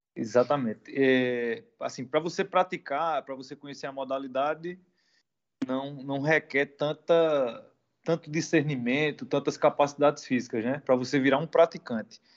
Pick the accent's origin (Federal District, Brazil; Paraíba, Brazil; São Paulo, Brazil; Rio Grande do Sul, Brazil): Paraíba, Brazil; Campina Grande; moved away as an adult; now in Portugal; Sou brasileiro, vindo lá do Nordeste do Brasil, da, das regiões ali de Recife, Salvador, minha região é a Paraíba, né? Que é um dos menores estados do Brasil, situado na cidade de Campina Grande